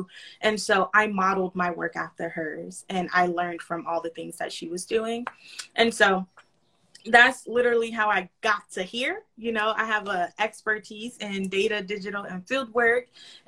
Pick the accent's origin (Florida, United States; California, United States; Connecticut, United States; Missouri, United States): Florida, United States; North; also born or lived in Los Angeles; Born and raised in North Florida. And then I moved to South Florida. I moved to LA, was there for like 2-3 years. And then I moved to South Florida